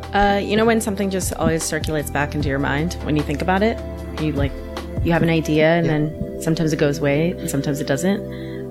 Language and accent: English; Orange County, Southern California, United States; moved away as an adult; also born or lived in Mexico City, Mexico / San Francisco, United States; now in Chicago, United States; I grew up in sunny Southern California